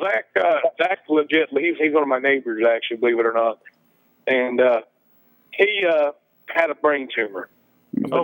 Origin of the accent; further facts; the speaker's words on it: Appalachia, United States; I'm an Appalachian